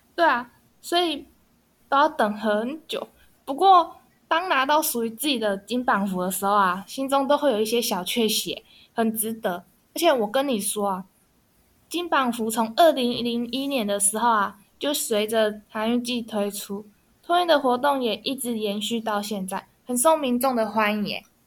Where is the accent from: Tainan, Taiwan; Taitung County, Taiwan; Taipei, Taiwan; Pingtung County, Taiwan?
Pingtung County, Taiwan; Neipu; 我家乡在屏东的内埔啊